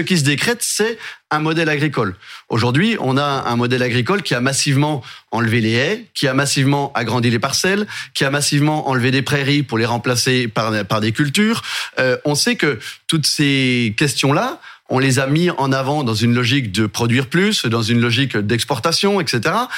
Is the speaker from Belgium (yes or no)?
no; Jura, Bourgogne-Franche-Comté, France; je suis du Jura, le département voisin